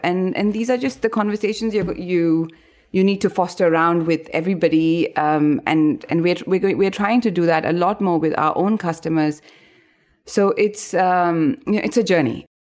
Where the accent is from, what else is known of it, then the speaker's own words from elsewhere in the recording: India; moved away as an adult; also born or lived in Rajasthan (family origin); now in Bangkok, Thailand; I moved away from India